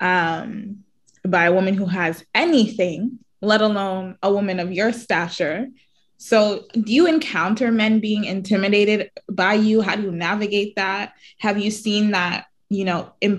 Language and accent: English; Whitby, Ontario, Canada; I'm from Whitby.